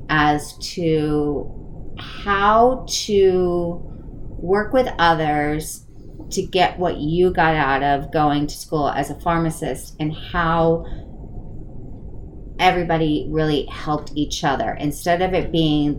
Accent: East Coast, United States; I was born and raised on the East Coast

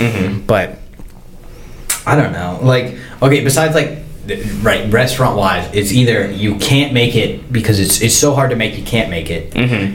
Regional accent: United States; as an American

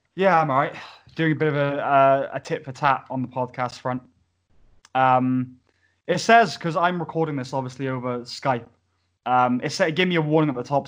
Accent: Pontypridd, Wales, United Kingdom; i am from Pontypridd

